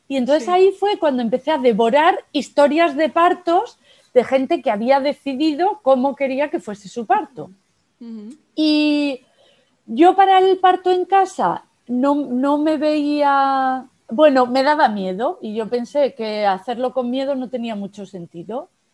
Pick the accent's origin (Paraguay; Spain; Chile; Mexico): Spain; Almería, Andalusia; Yo nací en Almería